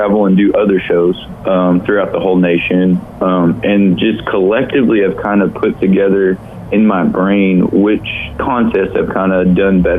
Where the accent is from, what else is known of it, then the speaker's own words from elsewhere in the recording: Sitka, Alaska, United States; moved away; originally, I am from Sitka, Alaska. I went through middle school here and high school here.